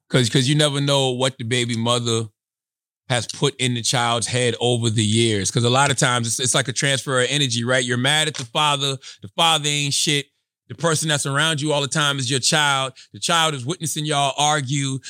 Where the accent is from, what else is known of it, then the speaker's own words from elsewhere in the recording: Moncks Corner, South Carolina, United States; growing up where I grew up in Monk's Corner, South Carolina